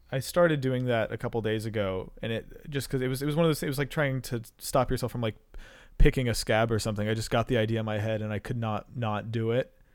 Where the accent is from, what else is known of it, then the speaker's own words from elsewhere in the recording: North Carolina, United States; also born or lived in Georgia; I uh, grew up in North Carolina